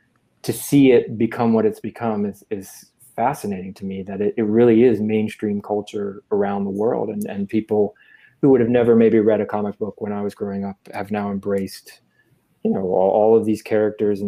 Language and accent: English; Virginia, United States; moved away as an adult; also born or lived in North Carolina; now in New York City, United States; I grew up in Virginia and I went to school at the University of North Carolina and studied journalism. And then right after college, I moved to New York City where I've lived ever since